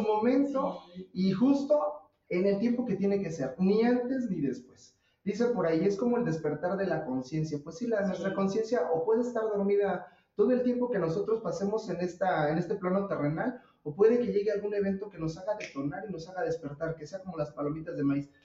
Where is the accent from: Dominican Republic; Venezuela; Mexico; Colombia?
Mexico; nosotros en México